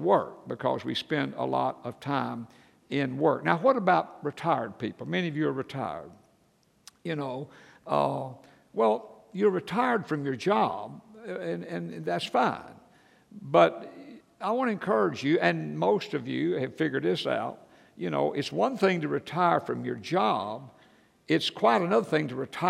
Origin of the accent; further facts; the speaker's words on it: Atlanta, Georgia, United States; I grew up in church in Atlanta, Georgia